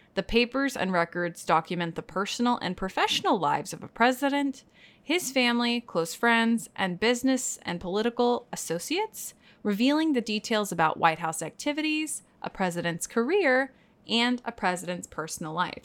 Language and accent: English; Texas, United States; now in New York, United States; I grew up in Texas